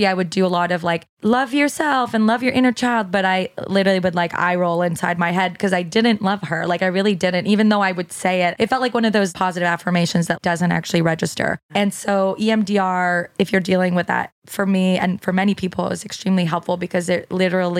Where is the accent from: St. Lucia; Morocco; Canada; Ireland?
Canada; moved away as an adult; now in United States; once I moved to America, because I'm Canadian and in Canada, there's a lot more of a social safety net.